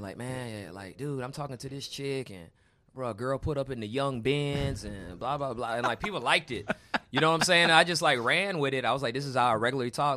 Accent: Houston, Texas, United States; moved away; also born or lived in Baton Rouge, Louisiana / Atlanta; I'm from Houston, but I was in Atlanta going to school

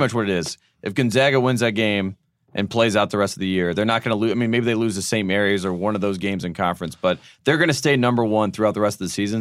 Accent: North Carolina, United States; I'm just from North Carolina

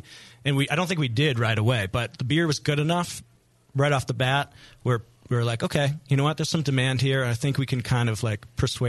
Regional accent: East Coast, United States; now in San Francisco, United States; I'm from the East Coast

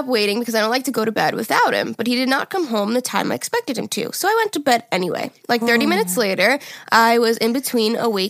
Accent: Sweden; English is a second language; I'd like to apologize if my spelling and grammar are bad. I'm from Sweden, so I usually don't write in English.

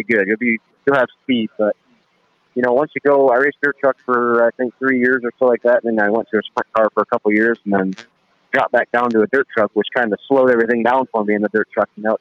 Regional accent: Fremont, Ohio, United States; I'm from Fremont

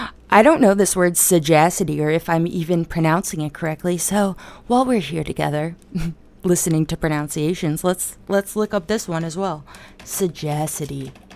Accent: United States; I'm from America

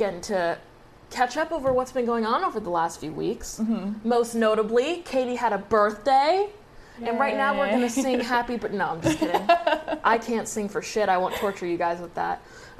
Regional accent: Exeter, New Hampshire, United States; moved away as an adult; my hometown of Exeter, New Hampshire. I grew up in Exeter, New Hampshire. I was born there. I lived there up until literally like 10 days ago, and I'm almost 23, so my entire fucking life.

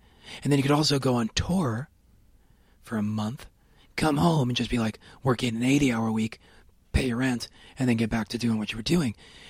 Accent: Worcester, Massachusetts, United States; Well, no, I'm from Worcester originally.

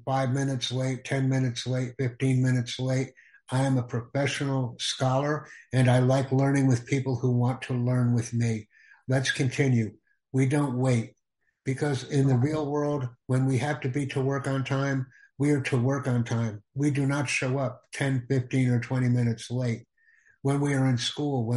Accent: United States; I am from the United States

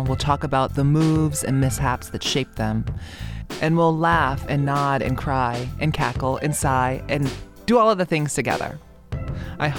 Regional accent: Oahu, Hawaii, United States; now in Harlem, New York, United States; I was born and raised in Hawaii on the island of Oahu

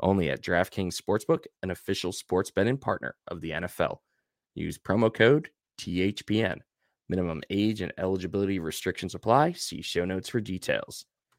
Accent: New York, United States; like we're the generation where, yeah, we grew up on Long Island, so it makes sense that we're Islander fans. Mm-hmm. And then like we moved away and we're still Islander fans.

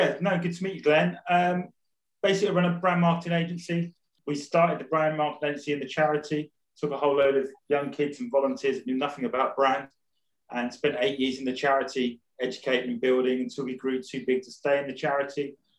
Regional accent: Rayleigh, East of England, United Kingdom; And it's always nice to hear someone from Essex. I was originally from Rayleigh, so...

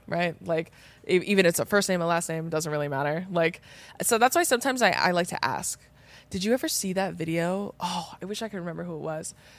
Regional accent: Riverside County, California, United States; we're from, like, Riverside County

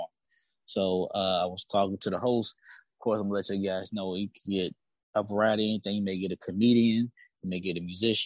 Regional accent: Virginia, United States; comedian and podcaster from the 757, so I'm from Virginia

